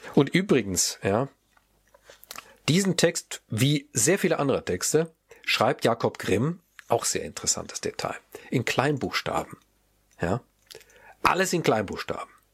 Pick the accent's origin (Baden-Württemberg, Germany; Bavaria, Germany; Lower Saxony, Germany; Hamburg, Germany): Baden-Württemberg, Germany; Mannheim; ich komme ja zufälligerweise aus Mannheim